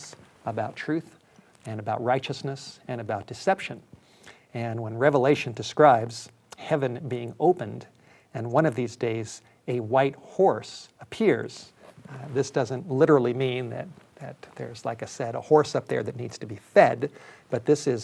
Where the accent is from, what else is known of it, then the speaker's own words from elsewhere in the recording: Los Angeles, California, United States; I grew up in Los Angeles